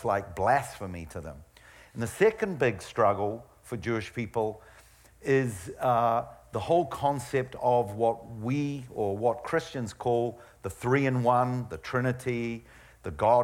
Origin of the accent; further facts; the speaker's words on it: New Zealand; moved away; I was brought up in New Zealand